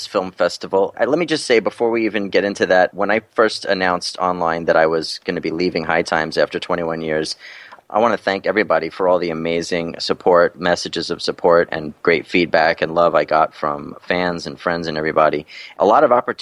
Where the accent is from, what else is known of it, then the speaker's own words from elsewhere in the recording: New York City, New York, United States; moved away as an adult; now in New Jersey, United States; I was born and raised in Brooklyn, and I moved out to Jersey, you know, about 10 or 12 years ago